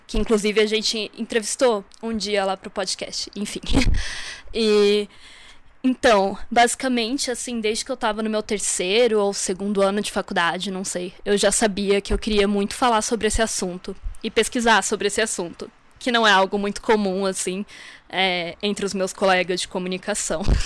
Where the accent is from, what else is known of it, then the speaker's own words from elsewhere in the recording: Santa Catarina, Brazil; moved away as an adult; now in Brasília, Brazil; sou de Santa Catarina, mas moro em Brasília já há uns 5 anos, mais ou menos.